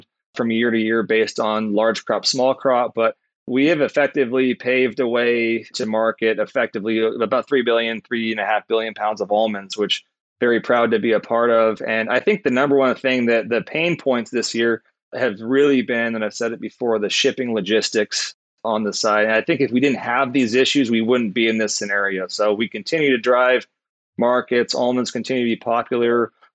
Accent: Southern California, United States; I grew up in Southern California. I was a surfer.

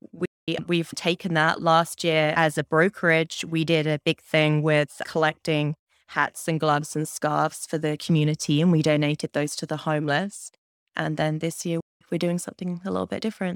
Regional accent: Cambridge, East of England, United Kingdom; moved away as an adult; now in Windsor, Canada; I'm from Cambridge in the U K

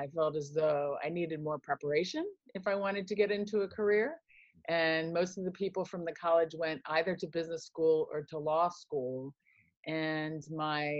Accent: Kansas and Indianapolis, Indiana, Midwest, United States; moved away; also born or lived in Philadelphia, Pennsylvania; I was born in Philadelphia, but was raised primarily in Kansas City, Kansas, and Indianapolis, Indiana.

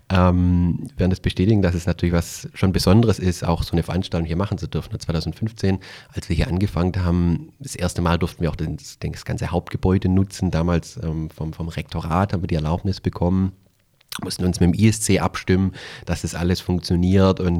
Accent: Calw, Baden-Württemberg, Germany; hast du ja gerade schon erwähnt. Ich komme aus der Nähe von Stuttgart, aus dem äh, schönen Kalf, äh, so am Rande des Schwarzwaldes, Hermann Hesse Geburtsstadt.

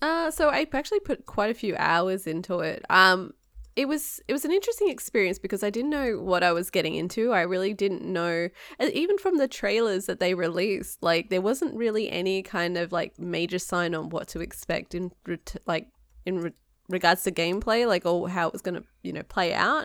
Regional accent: Australia; now in United States

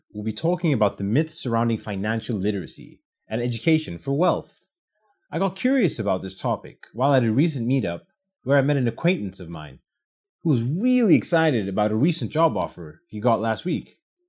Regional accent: Botswana; also born or lived in Nigeria; I'm originally from Botswana and Nigeria.

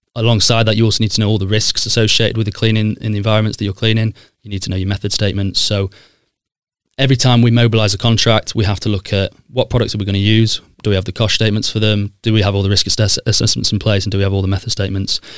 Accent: Sheffield, Yorkshire and the Humber, United Kingdom; moved away as an adult; also born or lived in Leicester / London; I grew up in Broomhill in S ten

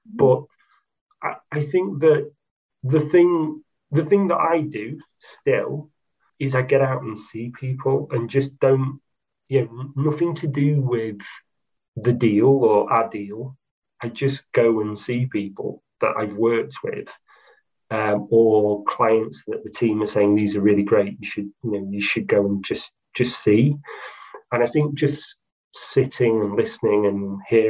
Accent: Doncaster, Yorkshire and the Humber, United Kingdom; I'm from Doncaster, it's my hometown

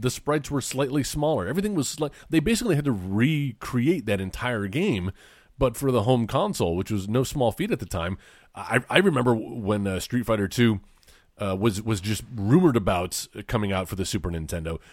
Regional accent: small town an hour from Corpus Christi, Texas, United States; the little town I grew up

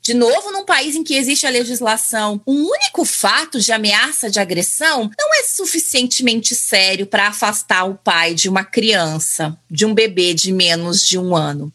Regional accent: Brazil; moved away; nós somos mulheres brasileiras no exterior

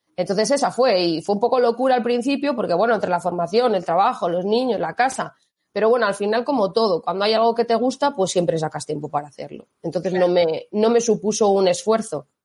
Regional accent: Mondragón, Basque Country, Spain; moved away as an adult; now in Salamanca, Spain; yo soy del País Vasco, yo soy de Mondragón

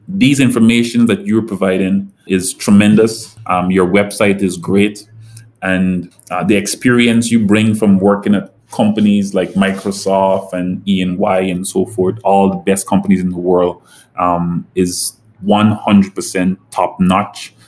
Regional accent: Guyana; moved away as an adult; also born or lived in Florida, United States; now in St. Lucia; I grew up in Guyana

